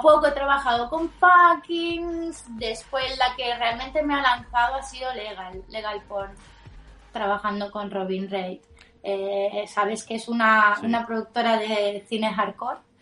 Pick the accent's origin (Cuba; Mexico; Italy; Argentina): Italy; Spanish is a second language; moved away